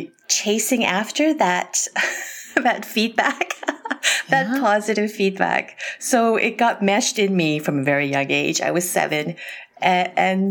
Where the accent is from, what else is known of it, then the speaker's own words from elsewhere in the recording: Canada; I'm from Canada.